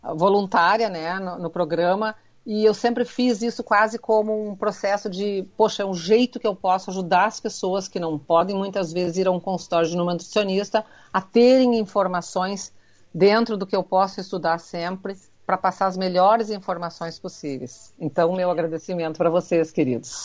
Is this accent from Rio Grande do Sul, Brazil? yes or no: yes; Rio Grande do Sul, Brazil; Como um bom gaúcho, a gente diz vitamina